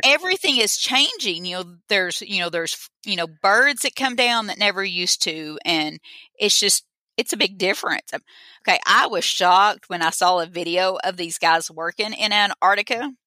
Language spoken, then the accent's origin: English; Boonville, Arkansas, United States; I'm from Arkansas. If I forgot to say that, I'm from Boonville, Arkansas.